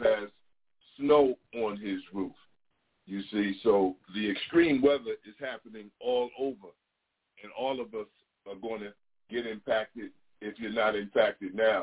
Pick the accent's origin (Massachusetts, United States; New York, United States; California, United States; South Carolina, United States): New York, United States; I'm from New York too